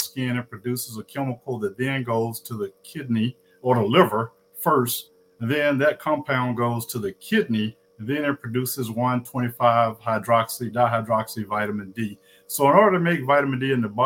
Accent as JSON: {"language": "English", "town": "Indianola", "region": "Mississippi", "country": "United States", "also_born_or_lived": "Atlanta, Georgia / Rochester, Minnesota", "moved": "as an adult", "said": "I'm originally from Indianola, Mississippi, the hometown of …"}